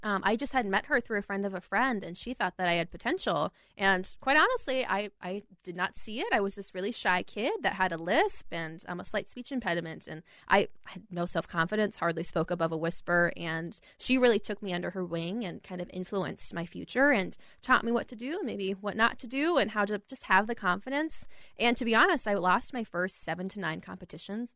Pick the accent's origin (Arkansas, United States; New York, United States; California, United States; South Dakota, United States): South Dakota, United States; Rapid City; moved away as an adult; also born or lived in Aberdeen, South Dakota; now in Minneapolis, United States; I was born in Aberdeen, South Dakota, grew up in Rapid City.